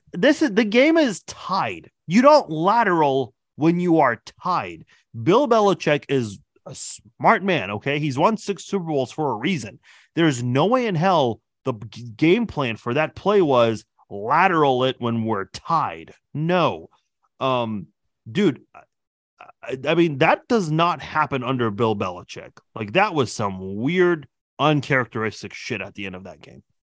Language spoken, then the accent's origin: English; Iran; moved away; I'm originally from Iran